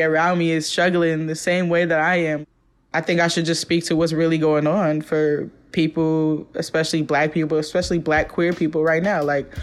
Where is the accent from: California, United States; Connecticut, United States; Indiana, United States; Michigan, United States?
California, United States; Oakland; moved away as an adult; now in Brooklyn, United States; growing up in East Oakland